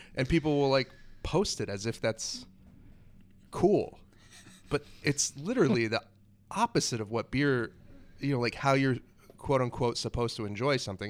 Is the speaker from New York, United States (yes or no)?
no; Florida, United States; moved away as an adult; also born or lived in Vermont; went off to college from Florida to Vermont